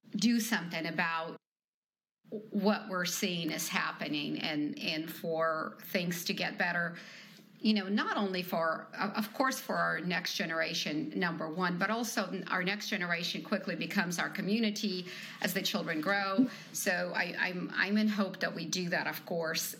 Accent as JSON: {"language": "English", "country": "Ukraine", "moved": "yes", "said": "I'm from Ukraine"}